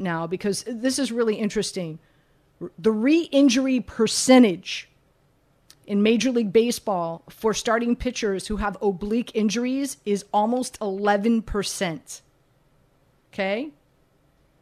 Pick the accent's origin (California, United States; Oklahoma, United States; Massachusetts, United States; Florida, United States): Florida, United States; Miami; I'm from Miami, grew up, you know, born and raised in Miami